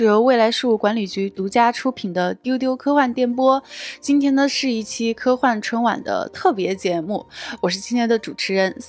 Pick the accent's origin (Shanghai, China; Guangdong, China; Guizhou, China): Guizhou, China; 我是贵州人